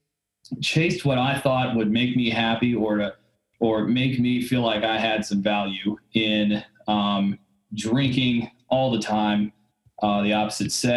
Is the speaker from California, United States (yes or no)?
no; Dallas, Texas, United States; now in Houston, United States; I grew up in Dallas, Texas. So I live in Houston now